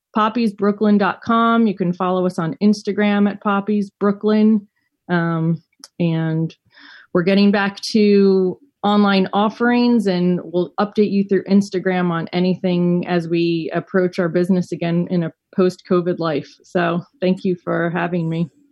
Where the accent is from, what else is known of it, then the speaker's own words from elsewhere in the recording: New York City, New York, United States; also born or lived in Colorado; I grew up in New York City and ran away to Colorado for college